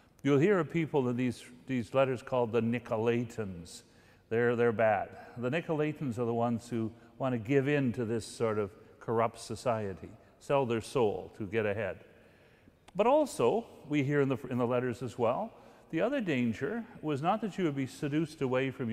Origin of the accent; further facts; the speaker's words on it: Guelph, Ontario, Canada; Guelph, my hometown